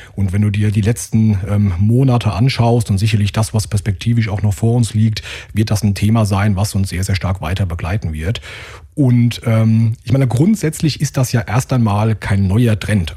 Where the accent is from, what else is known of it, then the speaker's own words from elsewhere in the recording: Limburg an der Lahn, Hesse, Germany; Also ich komme hier aus Hessen, ja, aus dem schönen Limburg an der Lahn